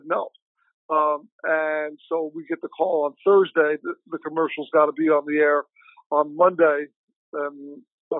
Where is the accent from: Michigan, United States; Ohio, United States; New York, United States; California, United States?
New York, United States; now in Chicago, United States; I'm originally from New York, I live in Chicago